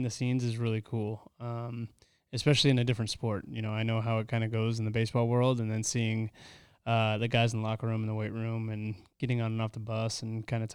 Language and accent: English; California, United States; I grew up in California